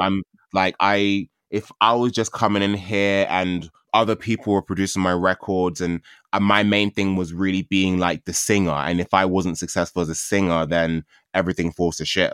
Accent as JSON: {"language": "English", "region": "London", "country": "United Kingdom", "tie": "born or raised there", "said": "I grew up in Catford. I grew up in, like, South London"}